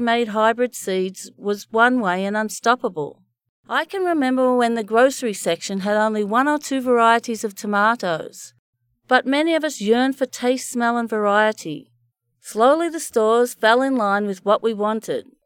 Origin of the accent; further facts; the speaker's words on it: Bendigo, Victoria, Australia; the dry, hard soil in Bendigo, my hometown